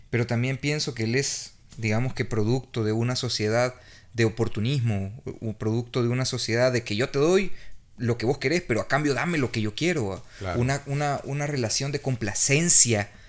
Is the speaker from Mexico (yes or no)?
no; El Salvador; Todos somos salvadoreños